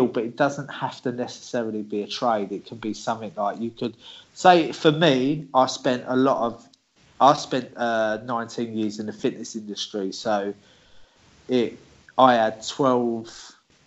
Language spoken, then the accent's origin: English; England, United Kingdom; moved away as an adult; now in Cyprus